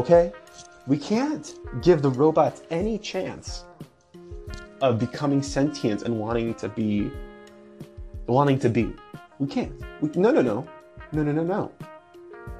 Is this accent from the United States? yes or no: yes; California, United States; I'm from California